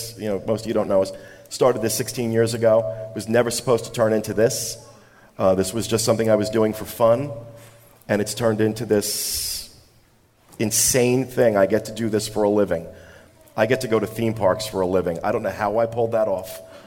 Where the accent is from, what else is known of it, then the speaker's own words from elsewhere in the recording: United States; as an American